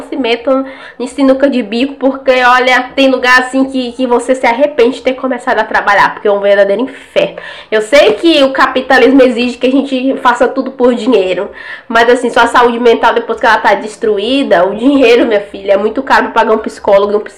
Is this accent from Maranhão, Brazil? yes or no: yes; Maranhão, Brazil; Toda vez que eu falo que eu sou, que eu sou do Maranhão, o povo começa a ficar me humilhando. Ah, porque você veio de lá? Por que, que você saiu de lá?